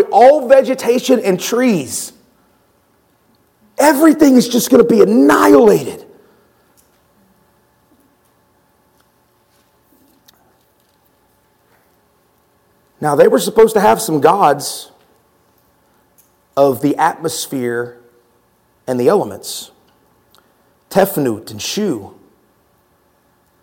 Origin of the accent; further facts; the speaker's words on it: Texas, United States; I've lived in Texas my whole life.